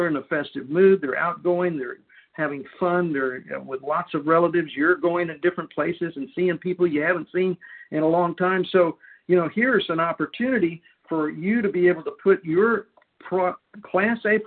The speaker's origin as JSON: {"language": "English", "town": "Houston", "region": "Texas", "country": "United States", "tie": "born or raised there", "said": "my hometown, Houston, Texas"}